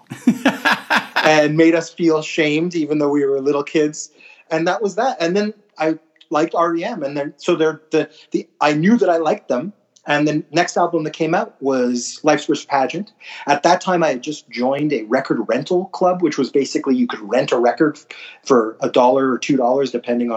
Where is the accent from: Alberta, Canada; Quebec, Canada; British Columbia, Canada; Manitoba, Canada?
Quebec, Canada; Montreal; I grew up in Montreal